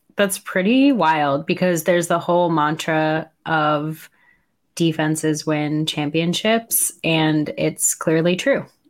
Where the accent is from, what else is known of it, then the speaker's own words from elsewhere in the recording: New York, United States; as a New Yorker